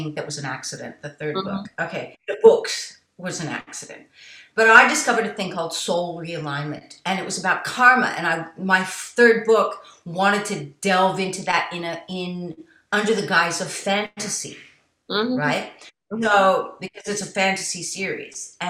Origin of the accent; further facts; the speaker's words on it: United States; I was born in America